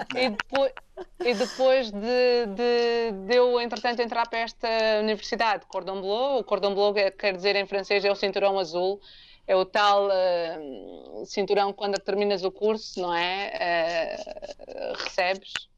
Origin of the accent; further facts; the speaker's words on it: Portugal; also born or lived in Angola; eu nasci em Angola e vim para Portugal, eu tinha 8 anos. E cresci